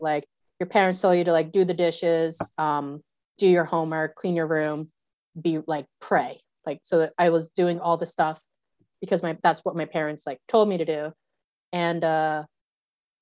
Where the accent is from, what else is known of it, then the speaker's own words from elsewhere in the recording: New York City, New York, United States; moved away as an adult; now in New Zealand; I grew up in the Bronx in the 90s.